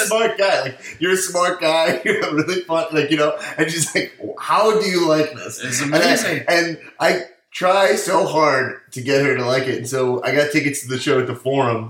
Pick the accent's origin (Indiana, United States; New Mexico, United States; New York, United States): New York, United States; Long Island; moved away as an adult; now in Los Angeles, United States; So I'm from Long Island, New York